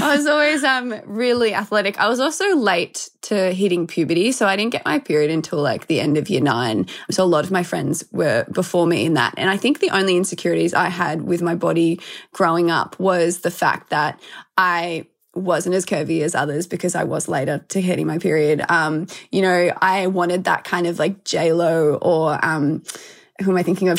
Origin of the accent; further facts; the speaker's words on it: Melbourne, Victoria, Australia; I'm from Melbourne. I've always lived here. So, yeah, born and raised Aussie